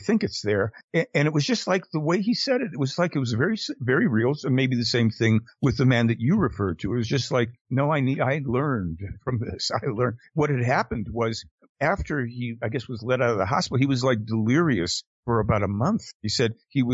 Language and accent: English; United States; we are Americans